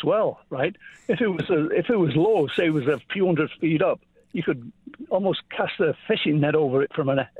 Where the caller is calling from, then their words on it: Orangeville, Ontario, Canada; I'm from Orangeville, Ontario.